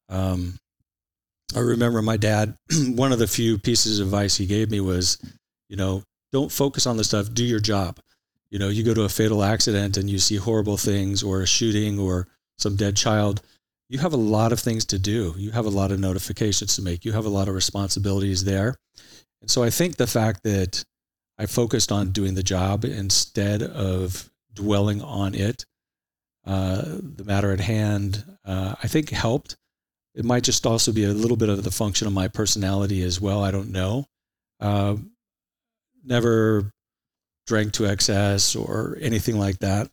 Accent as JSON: {"language": "English", "town": "Santa Ana", "region": "California", "country": "United States", "tie": "born or raised there", "also_born_or_lived": "Irvine, California / Huntington Beach, California", "said": "I'm an Orange County guy for all my life. Uh, I grew up in Santa Ana till, uh, I was about a dozen years of age"}